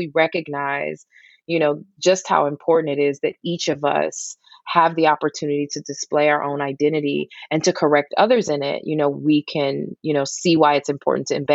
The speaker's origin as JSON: {"language": "English", "town": "Detroit", "region": "Michigan", "country": "United States", "tie": "born or raised there", "said": "Detroit, Michigan"}